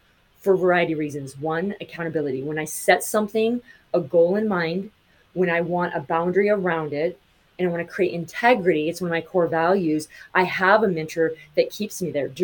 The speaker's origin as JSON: {"language": "English", "region": "Montana", "country": "United States", "tie": "born or raised there", "said": "I grew up in Montana."}